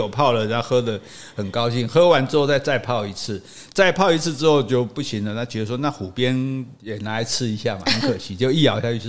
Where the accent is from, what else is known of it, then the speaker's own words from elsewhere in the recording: Taiwan; 我们台湾人讲，我们讲华语啊